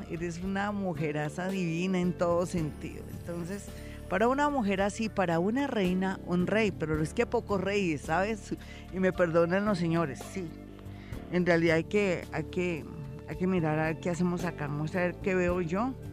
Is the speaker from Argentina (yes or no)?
no; Pereira, Risaralda, Colombia; now in Bogotá, Colombia; Sí, yo soy de Pereira.